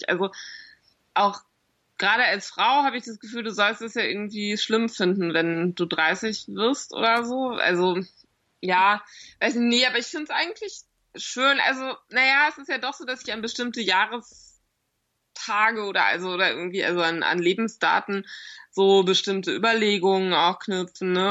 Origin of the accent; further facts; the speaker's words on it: Berlin, Germany; Ja, ich komme aus Nordberlin.